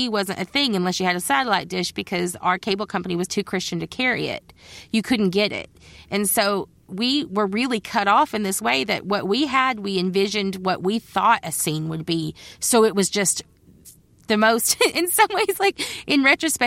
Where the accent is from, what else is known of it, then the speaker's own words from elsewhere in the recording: Judsonia, Arkansas, United States; moved away as an adult; also born or lived in Olympia, Washington; I grew up in Judsonia, which is just outside of Searcy